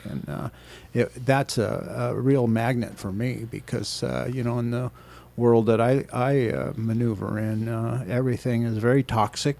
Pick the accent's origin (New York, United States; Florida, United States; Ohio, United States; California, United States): California, United States; Anaheim; I grew up in Anaheim